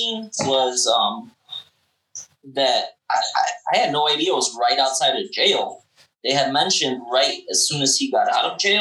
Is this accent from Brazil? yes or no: no; Chicago, Illinois, United States; I grew up on the South Side